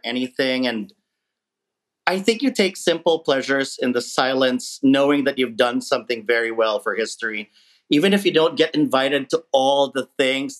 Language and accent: English; Philippines; now in United States; being Filipino as a child growing up in the Philippines